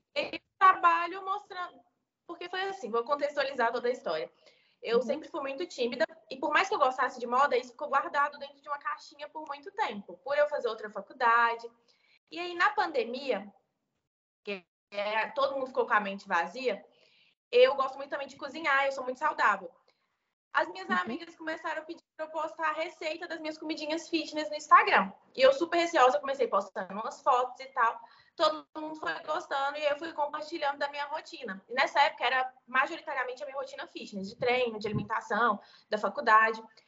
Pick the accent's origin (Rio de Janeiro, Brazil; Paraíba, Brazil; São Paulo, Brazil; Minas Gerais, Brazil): Minas Gerais, Brazil; interior of; sou do interior de Minas Gerais